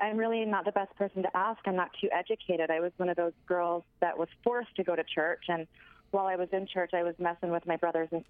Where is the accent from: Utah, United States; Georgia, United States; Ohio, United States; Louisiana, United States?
Utah, United States; I was born in Utah, small town in Utah, and pretty much raised there as well